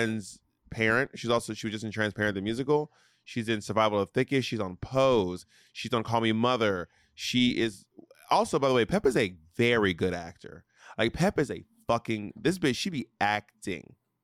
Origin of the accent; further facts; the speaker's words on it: New York City, New York, United States; Peppermint was one of my like drag icons growing, like when I was growing up in the New York City nightlife scene.